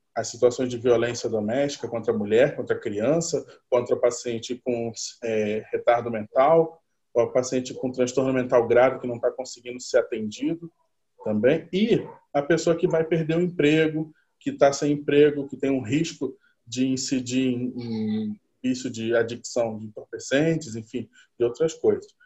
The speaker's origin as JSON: {"language": "Portuguese", "region": "Rio de Janeiro", "country": "Brazil", "said": "eu sou do Rio de Janeiro"}